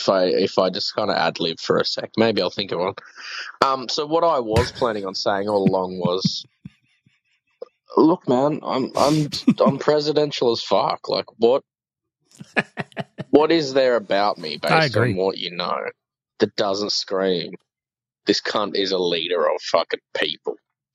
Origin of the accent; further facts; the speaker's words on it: Canada; Like I said, I'm very Canadian.